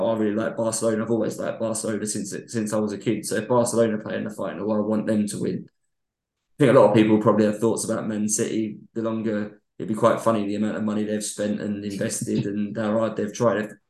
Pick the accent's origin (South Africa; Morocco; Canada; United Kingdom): United Kingdom; London; where I grew up was 300 odd miles away from Manchester